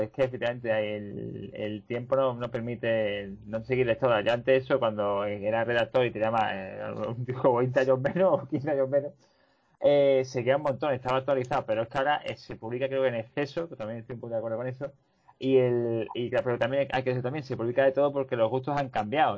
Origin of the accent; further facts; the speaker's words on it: Seville, Andalusia, Spain; como sevillano